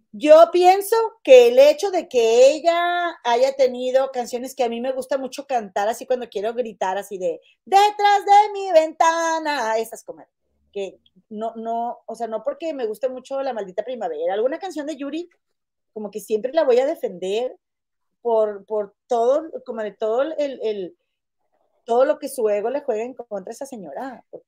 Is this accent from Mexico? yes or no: yes; Mexico; como mexicanos